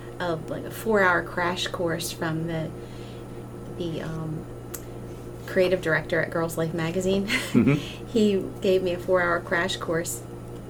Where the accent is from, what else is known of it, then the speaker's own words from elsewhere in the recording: Maryland, United States; my home state